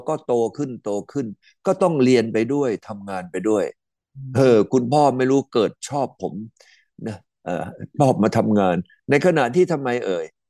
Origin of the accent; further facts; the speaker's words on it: Tha Ruea, Kanchanaburi, Thailand; ผมเนี่ยก็เกิดที่ตำบลท ่าเรืออำเภอธรรมกาจังหวัดกาญจนบุรี